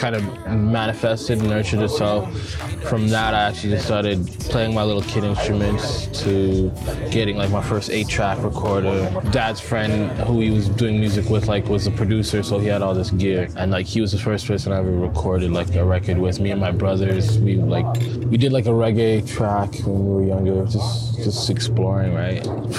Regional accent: Vancouver, British Columbia, Canada; also born or lived in Montreal; now in Calgary, Canada; I'm born in Calgary, somewhat raised in Calgary. I grew up in Vancouver and Montreal, and then came back here. So Calgary's always been home.

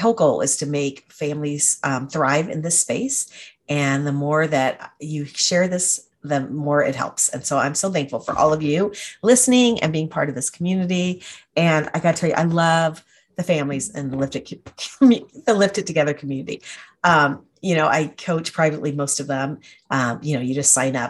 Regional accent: Atlanta, Georgia, United States; moved away; I grew up in Atlanta and we moved back after we both graduated

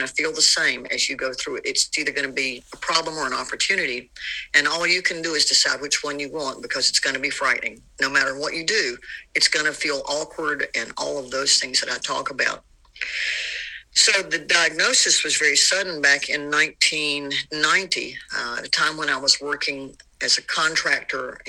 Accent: the South, United States; growing up in the South

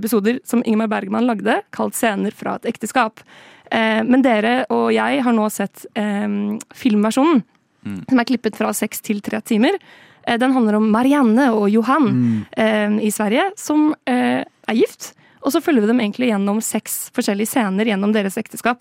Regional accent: Oslo, Norway; jeg er jo fra Oslo og bor i Oslo

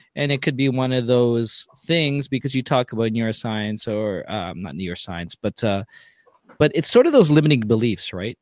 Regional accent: Mississauga, Ontario, Canada; also born or lived in Toronto; I grew up west of Toronto in Mississauga

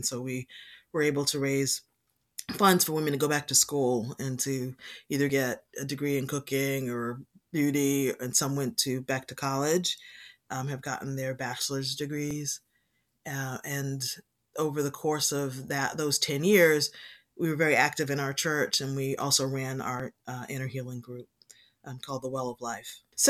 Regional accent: Boston, Massachusetts, United States; So I'm a Boston native. So I was born in Boston. I've lived here most of my life.

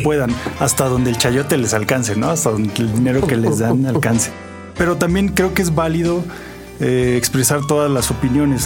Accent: Zacatecas, Mexico; now in Oaxaca, Mexico; Yo soy de Zacatecas, que es un una ciudad muy pequeña. El resto de mi vida la he vivido en Oaxaca.

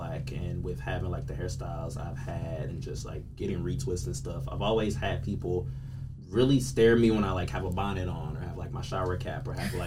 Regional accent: Detroit, Michigan, United States; we are from Detroit, we've all grown up in an area to where if you don't lock your door, it could potentially be life-threatening.

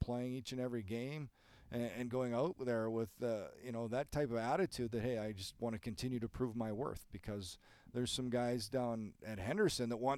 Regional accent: Canada; Even though I'm Canadian

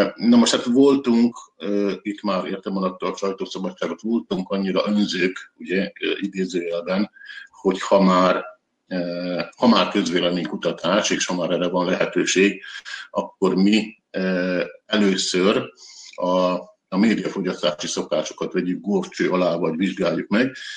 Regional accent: Vojvodina, Serbia; mi, mint vajdasági magyarok, vagy vajdasági magyarság, túl kis közösség vagyunk

